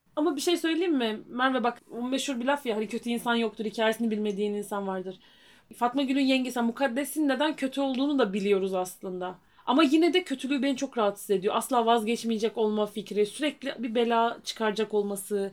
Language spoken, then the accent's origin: Turkish; Rize Province, Turkey; bir Rizeli olarak